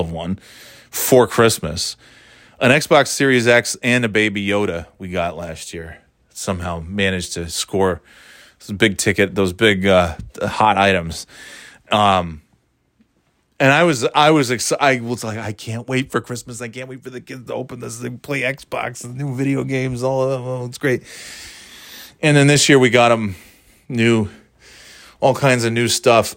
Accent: New York, United States; also born or lived in Florida; Growing up in New York

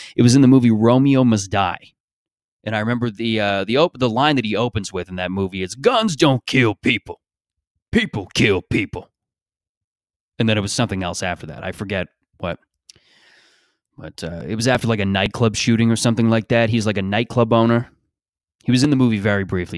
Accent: Canada; I grew up in Canada

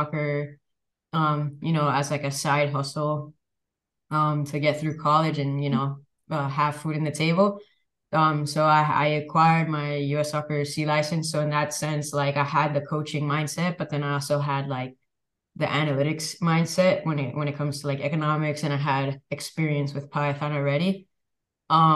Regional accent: Miami, Florida, United States; where I grew up in Miami, Florida

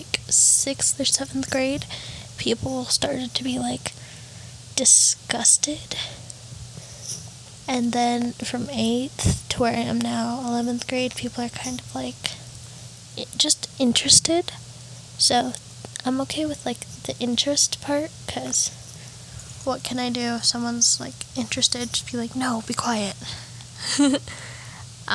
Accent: El Paso, Texas, United States; also born or lived in Amarillo, Texas; I was born in Amarillo, Texas. It's a very interesting place. It was fun. But then when I was around 3 or 4, my mom and I moved to El Paso.

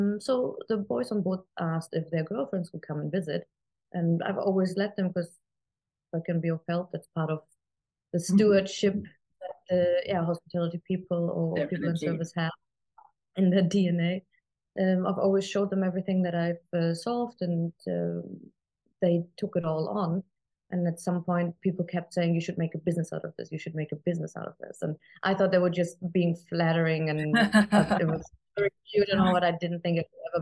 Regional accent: Germany; moved away; I was born and raised in Germany

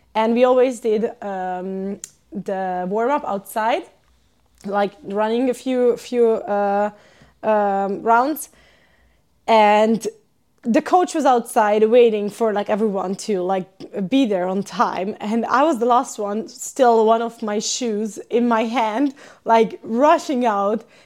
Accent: Hungary; moved away as an adult; also born or lived in Switzerland / Sweden; now in Finland; I'm from Hungary

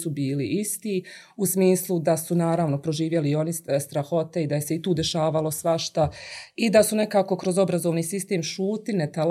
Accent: Livno, Federation of Bosnia and Herzegovina, Bosnia & Herzegovina; also born or lived in Germany; jer se ja vraćam u malu sredinu, to je moj rodni grad Livno

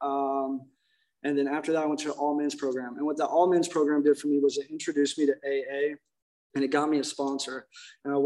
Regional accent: Indiana, United States; now in Laguna Niguel, United States; I'm not from here. I'm originally from Indiana

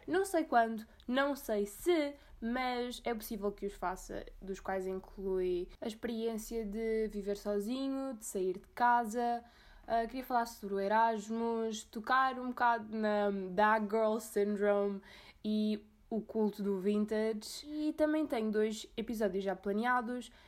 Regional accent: Azores, Portugal; eu sou dos Açores

